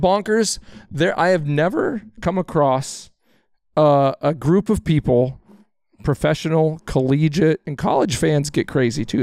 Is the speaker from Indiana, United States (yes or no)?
no; Texas, United States; moved away; I'm a Cowboys fan. I grew up in Texas